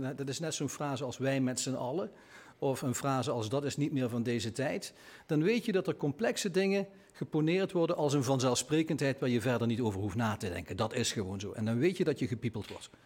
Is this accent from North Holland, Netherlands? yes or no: no; Limburg, Netherlands; als Limburger